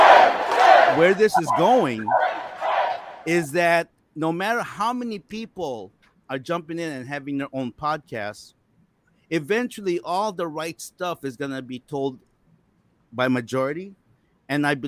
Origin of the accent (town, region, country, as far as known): United States